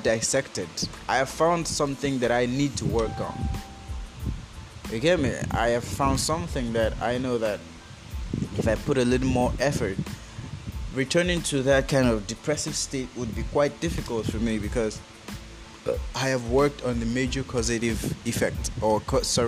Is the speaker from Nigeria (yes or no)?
yes; Nigeria; Forgive my accent. I am a Nigerian